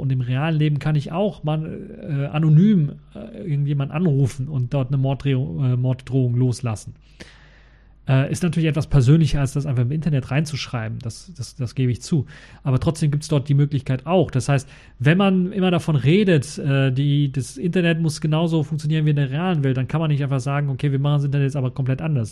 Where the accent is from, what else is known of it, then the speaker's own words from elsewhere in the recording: Germany; als Deutscher